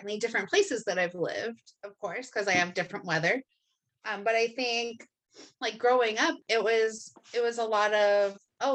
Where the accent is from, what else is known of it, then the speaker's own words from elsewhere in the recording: Massachusetts, United States; now in San Diego, United States; I grew up in Massachusetts